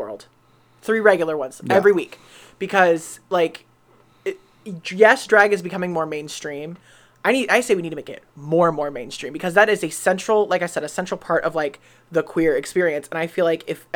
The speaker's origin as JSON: {"language": "English", "town": "Kent", "region": "Ohio", "country": "United States", "said": "So I'm from Kent"}